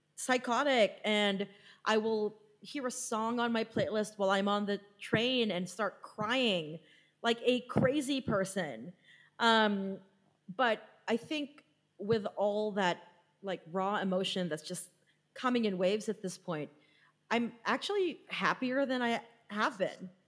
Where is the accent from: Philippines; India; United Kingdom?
Philippines; being Filipino, the country is 90% Catholic, so I was raised Catholic